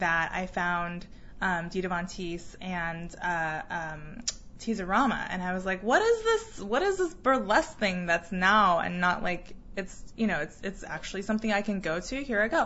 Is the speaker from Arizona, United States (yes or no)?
yes; Arizona, United States; moved away as an adult; also born or lived in Taiwan; now in Seattle, United States; I grew up in Arizona